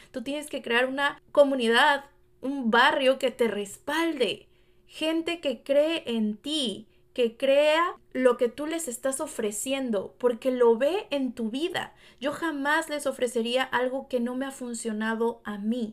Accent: Veracruz, Mexico; moved away as an adult; now in Los Angeles, United States; como mexicana en Veracruz

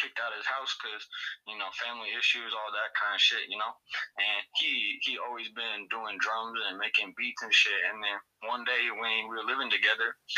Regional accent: Seattle, Washington, United States; We're from Attack, Seattle.

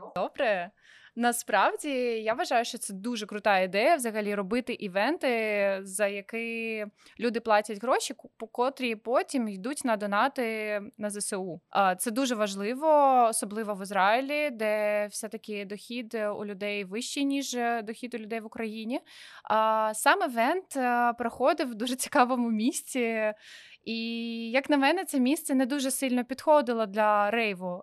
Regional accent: Sevastopol, Crimea, Ukraine; moved away as an adult; also born or lived in Kyiv; now in Israel; я типу росла в Севастополі

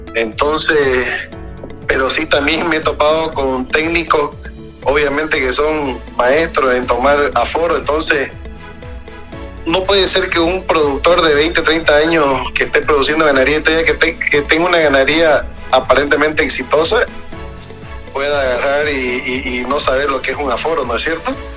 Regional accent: Santa Cruz, Bolivia; tenemos la zona de la chiquitanía

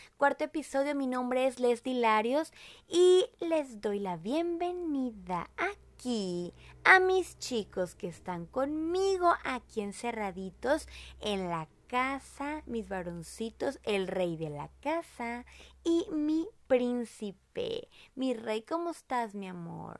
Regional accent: Monterrey, Nuevo León, Mexico; accent: regio; yo soy de Monterrey, somos de Monterrey, orgullosamente regiomontanos

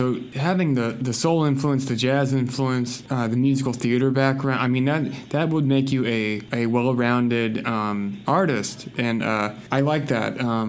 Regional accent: the South, United States; growing up in the South like I did, that's absolutely part of the history.

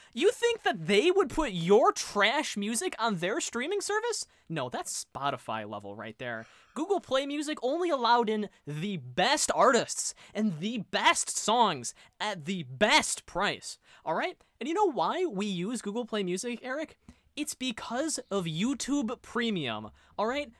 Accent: United States; I am an American

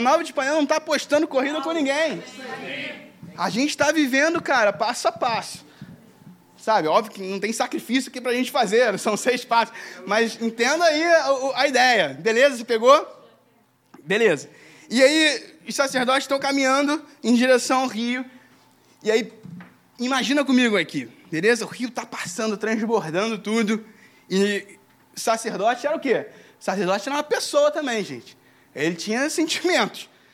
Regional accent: Brazil; Escolheram para mim vir para o Brasil e por causa disso, eu, hoje eu sou brasileiro

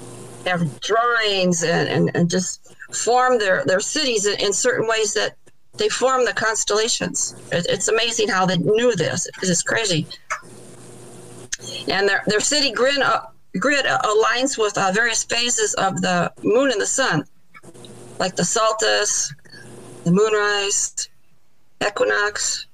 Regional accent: Illinois, United States; now in Michigan, United States; I grew up in Illinois

